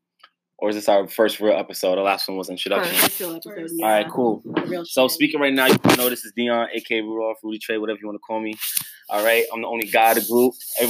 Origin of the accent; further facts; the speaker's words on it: New York City, New York, United States; I come from Brooklyn, New York, from a Jamaican background, Jamaican household. Growing up in Brooklyn is definitely an experience. That's what I'm going to say. And I grew up in Bed-Stuy, too